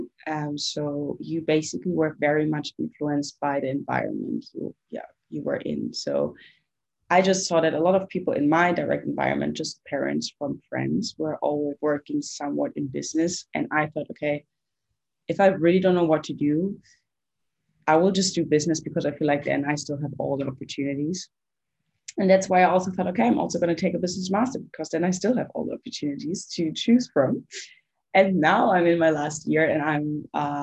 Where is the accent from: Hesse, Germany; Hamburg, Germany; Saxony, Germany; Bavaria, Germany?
Bavaria, Germany; Munich; first language German; English is a second language; moved away as an adult; also born or lived in Passau / Copenhagen; I'm German. I grew up in Germany, in Munich.